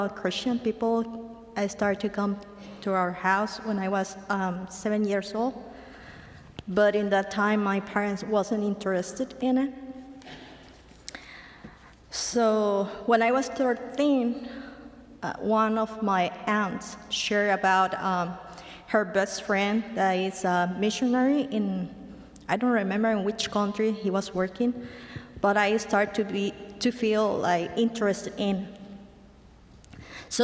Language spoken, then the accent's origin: English; Mexico; English is a second language; moved away as an adult; now in United States; I'm from Mexico